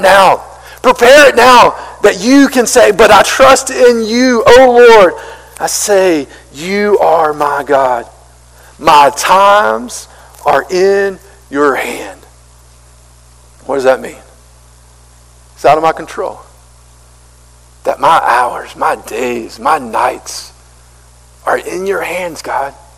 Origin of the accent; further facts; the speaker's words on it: Marion, United States; I'm from Marion. I'm from a country, small country town